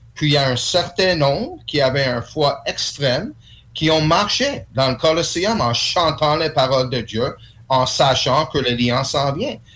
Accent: Quebec, Canada; French is a second language; je suis né ici au Québec

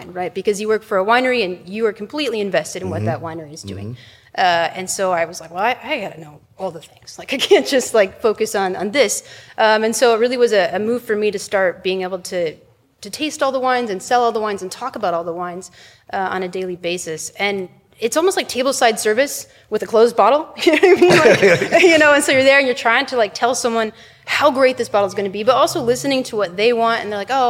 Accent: Montana, United States; also born or lived in Rome / Vermont / Chicago / California; now in Walla Walla, United States; I'm from Montana, not that far away originally

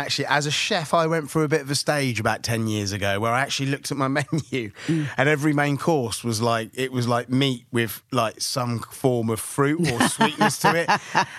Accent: Southampton, South East England, United Kingdom; I was born in Southampton. My dad was from a town just outside Blackpool, but my mum's from the Seychelles.

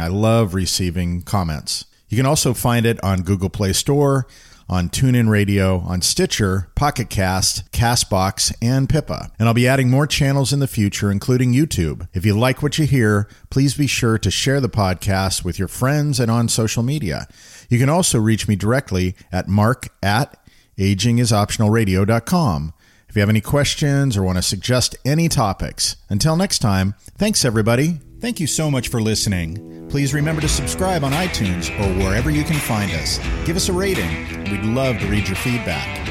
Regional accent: California, United States; we're from California

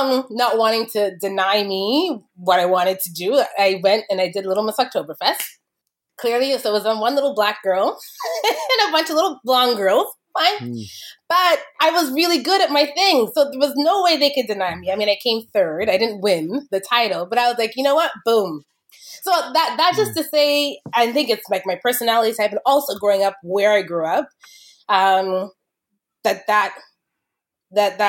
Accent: Kitchener, Ontario, Canada; I grew up in Kitchener-Waterloo back when I was growing up in Kitchener, it wasn't a lot of multiculturalism there

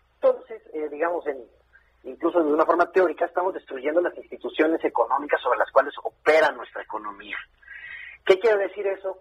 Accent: Mexico

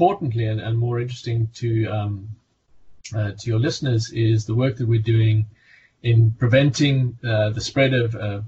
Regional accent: South Africa; accent: South African; now in Hampshire, United Kingdom; You can hear by my accent, I'm originally South African

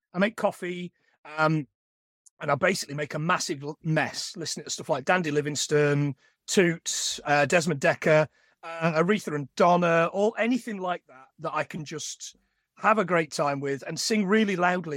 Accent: East Midlands, United Kingdom; now in Carlisle, United Kingdom; I'm from the East Midlands, I don't bang on about it a lot, but I am. I'm not from the North, and I'm not from the South

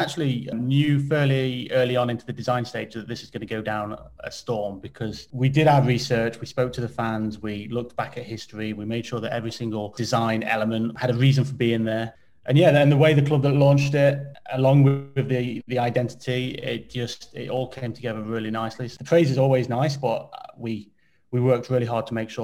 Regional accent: Derby, East Midlands, United Kingdom; I'm from Derby and Alfreton is just down the road.

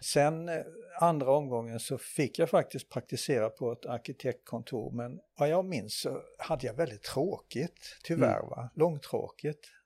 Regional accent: Nättraby, Blekinge, Sweden; jag eh, är ju född och uppvuxen här i Nättraby i Blekinge

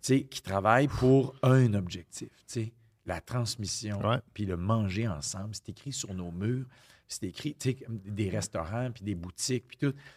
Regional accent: Quebec, Canada

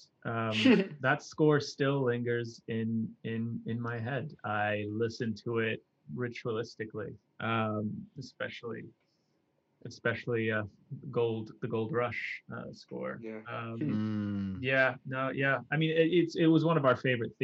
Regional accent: Singapore; now in United Kingdom; both our families are still back in Singapore

